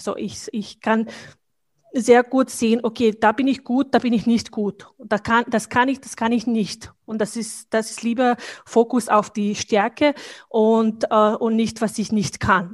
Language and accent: German; Bosnia & Herzegovina; German is a second language; moved away as an adult; now in Austria; Ich komme aus Bosnien